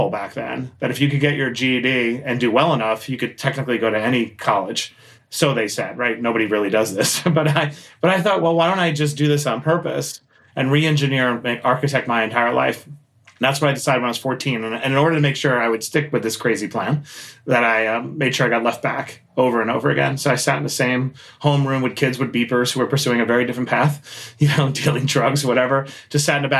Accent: New York City, New York, United States; I grew up in Queens, New York

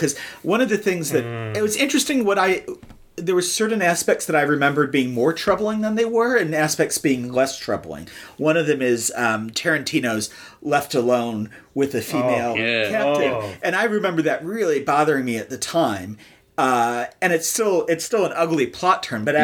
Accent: Michigan, United States; moved away; also born or lived in Texas; growing up in Michigan

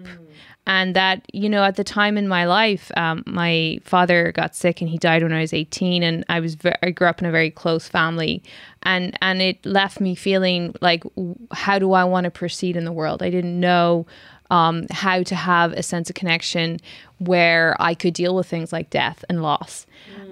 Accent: Ireland; moved away as an adult; also born or lived in London; now in Berlin, Germany; I come from Ireland.

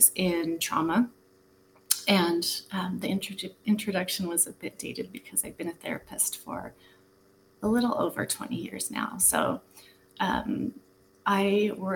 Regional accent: Utah, United States; moved away; I was raised in Utah as a Mormon

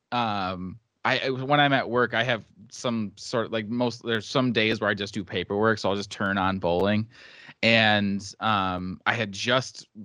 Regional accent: central Wisconsin, United States; lived in central Wisconsin his whole life

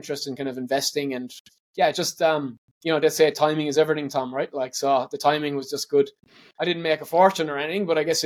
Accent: Ireland; moved away as an adult; now in Australia; But growing up in Ireland, my mum was a detective

